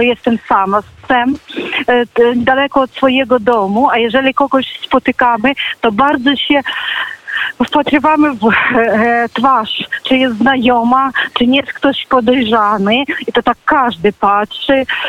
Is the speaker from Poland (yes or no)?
no; Ukraine; Jestem prawdziwą Ukrainką